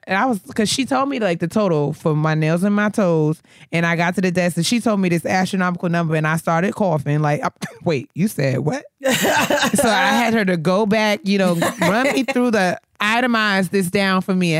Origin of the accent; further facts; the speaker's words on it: New York, United States; now in Maryland, United States; I'm from New York